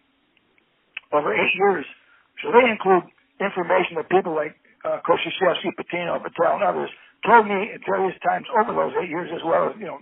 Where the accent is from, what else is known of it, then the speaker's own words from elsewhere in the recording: Little Falls, New York, United States; moved away; also born or lived in Liverpool, New York; I grew up in Little Falls and have been about an hour east of Syracuse